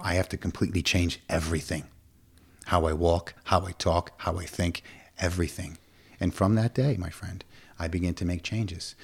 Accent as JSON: {"language": "English", "town": "Schenectady", "region": "New York", "country": "United States", "tie": "born or raised there", "moved": "as an adult", "lives_now": "Plattsburgh, United States", "said": "I grew up in Schenectady."}